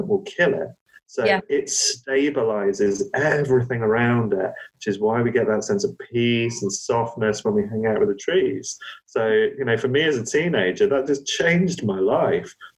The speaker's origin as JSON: {"language": "English", "area": "Cornwall", "region": "South West England", "country": "United Kingdom", "tie": "born or raised there", "said": "growing up in Cornwall"}